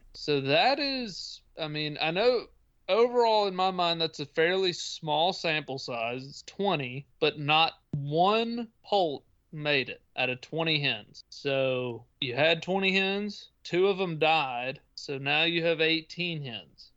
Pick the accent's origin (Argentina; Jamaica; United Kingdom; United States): United States; Tennessee; my home state of Tennessee